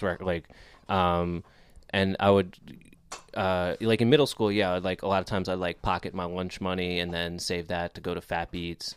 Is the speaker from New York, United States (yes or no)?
yes; Scarsdale, New York, United States; I'm from New York, uh, born in, uh, New York City, and then grew up in the city, and then, uh, Westchester